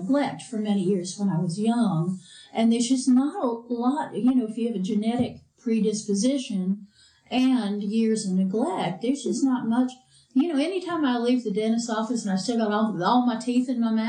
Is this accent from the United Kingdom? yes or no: yes; United Kingdom; It's hereditary because I'm from the British Isles and we traditionally don't have very good teeth.